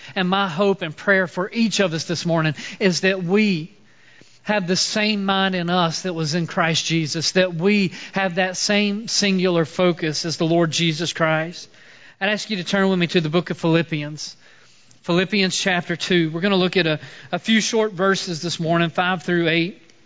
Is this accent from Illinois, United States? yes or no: no; Mooresville, North Carolina, United States; I grew up in Mooresville, uh, so I'm originally from this area